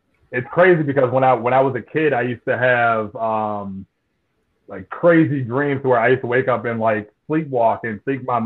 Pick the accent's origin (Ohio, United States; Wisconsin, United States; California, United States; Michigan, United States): Michigan, United States; Detroit; I'm from Metro Detroit, Michigan.